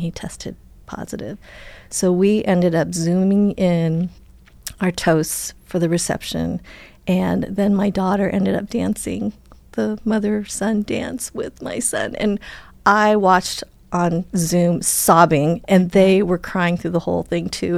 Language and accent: English; Wisconsin, United States; I was born in Wisconsin